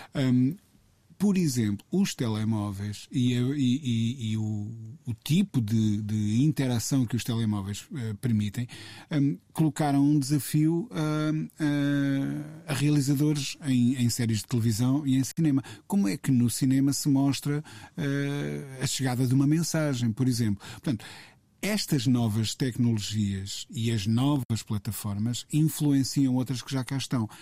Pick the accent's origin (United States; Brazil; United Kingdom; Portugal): Portugal; Coimbra, Centro; em Coimbra, de onde eu sou natural